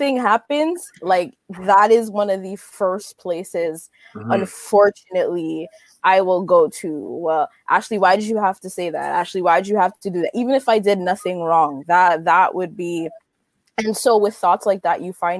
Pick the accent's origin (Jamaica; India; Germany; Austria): Jamaica; moved away; I grew up in Jamaica